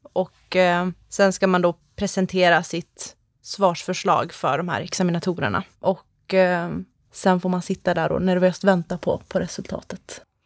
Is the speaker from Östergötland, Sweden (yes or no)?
no; Skellefteå, Västerbotten County, Sweden; moved away as an adult; also born or lived in Uppsala / Tampa, Florida; Jag kommer ursprungligen ifrån eh, Skellefteå uppe i Norrland, men flyttade ner till Uppsala för att läsa på ljusprogrammet där